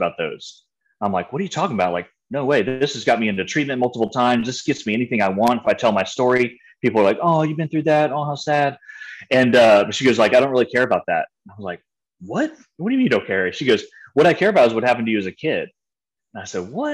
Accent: San Antonio, Texas, United States; also born or lived in Waco, Texas; I grew up in San Antonio, Texas

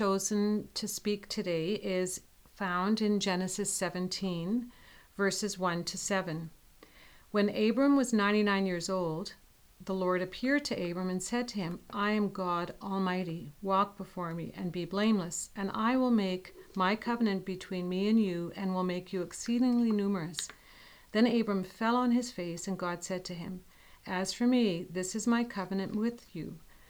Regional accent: Winnipeg, Manitoba, Canada; now in Dayton, United States; We come from Winnipeg, Canada, so we have a Canadian perspective

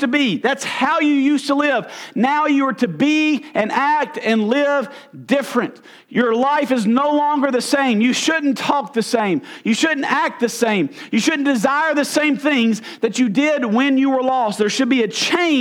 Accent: United States; also born or lived in Arkansas; I'm from Mississippi or Arkansas

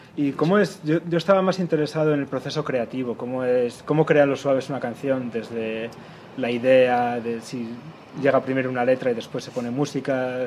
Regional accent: Salamanca, Castile and León, Spain; now in Germany; somos de Salamanca

